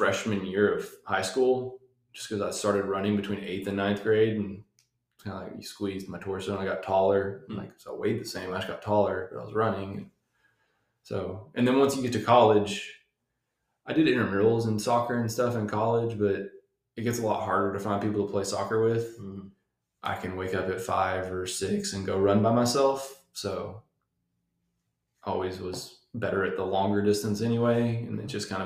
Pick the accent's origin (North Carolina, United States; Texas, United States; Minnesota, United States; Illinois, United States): Texas, United States; Wichita Falls; also born or lived in Paris, Texas; I was born and raised in Wichita Falls